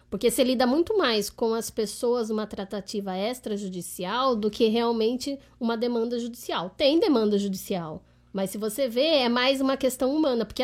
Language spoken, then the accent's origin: Portuguese; Limeira, São Paulo, Brazil; moved away; also born or lived in South of Minas Gerais; De Sou de Limeira.